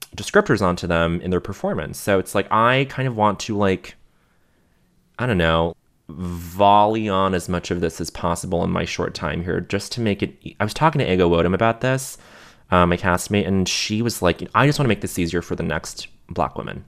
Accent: Montreal, Quebec, Canada; growing up in Montreal

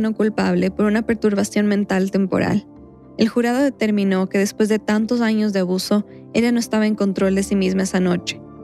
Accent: Quito, Pichincha, Ecuador; un recuerdo de mi infancia, en Quito

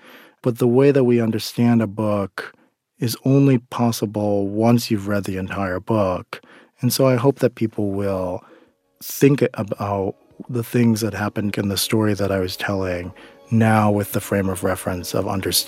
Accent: South Korea; born there; But I'm adopted from Korea, and I've often felt like that dynamic in the Asian American community is kind of a strange and sometimes uncomfortable one

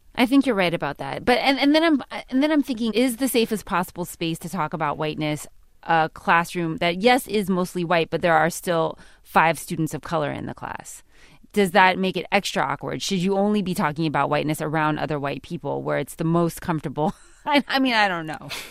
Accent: California, United States; I'm from California

